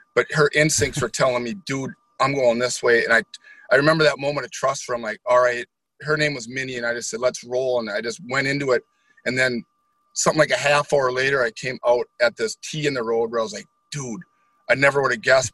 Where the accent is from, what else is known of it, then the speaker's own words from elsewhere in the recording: Holton, Wisconsin, United States; now in New Richmond, United States; I grew up in Holton, Wisconsin, so a small town